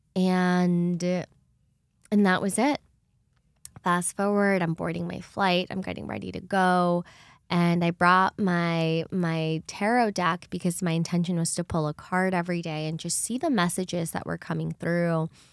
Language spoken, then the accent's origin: English; El Salvador; moved away; I grew up in El Salvador which is right next to Guatemala